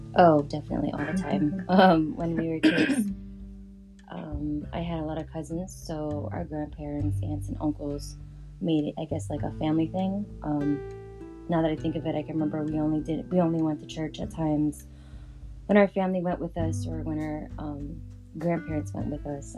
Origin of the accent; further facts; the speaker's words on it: San Francisco, California, United States; I was born and raised in San Francisco, California